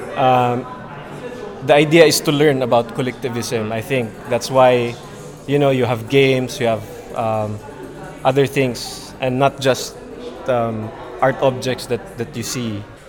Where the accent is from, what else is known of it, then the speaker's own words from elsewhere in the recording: Philippines; moved away as an adult; now in Japan; I'm an artist from the Philippines, but currently based in Japan now